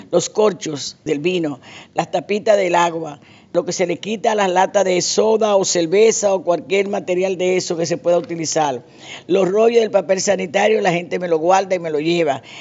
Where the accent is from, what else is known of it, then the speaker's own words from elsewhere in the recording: Santo Domingo, Distrito Nacional, Dominican Republic; now in Spain; realmente procedemos de Santo Domingo, una dominicana más en este país.